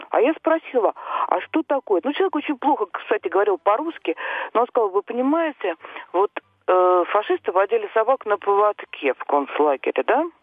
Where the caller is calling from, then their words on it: Moscow, Russia; я из Москвы.